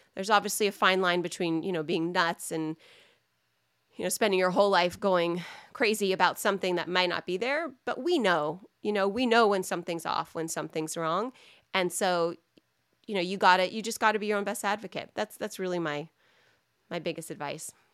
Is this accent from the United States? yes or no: yes; United States